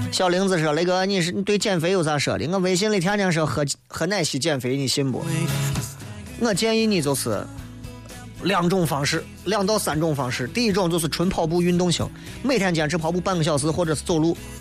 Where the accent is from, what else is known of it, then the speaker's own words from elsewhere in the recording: China; 我们都是中国人